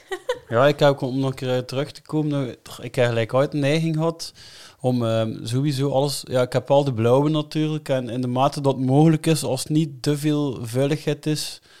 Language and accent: Dutch; Melle, Flanders, Belgium; ik ben van Melle